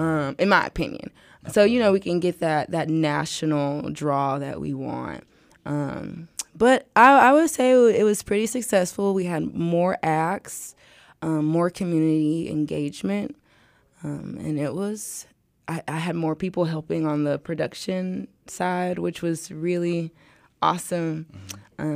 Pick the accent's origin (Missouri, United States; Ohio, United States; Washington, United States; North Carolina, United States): Missouri, United States; St. Louis; I'm from St. Louis